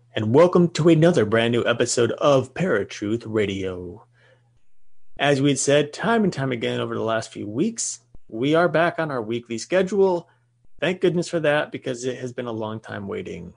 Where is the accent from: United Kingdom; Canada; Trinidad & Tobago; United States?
United States; we are American and living in America